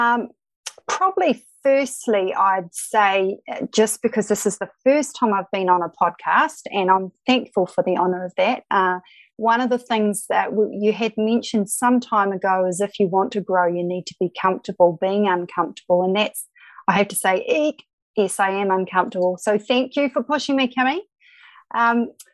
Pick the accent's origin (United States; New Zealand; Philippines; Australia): New Zealand; Christchurch, Canterbury; also born or lived in Dodoma, Tanzania / Kapiti Coast; I did most of my schooling in Christchurch, New Zealand